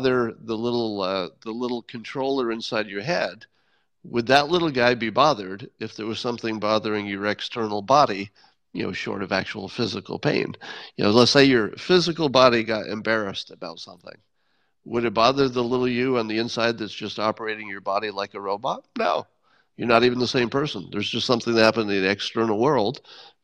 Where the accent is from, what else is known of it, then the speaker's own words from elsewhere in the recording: Windham, New York, United States; moved away; my hometown of Wyndham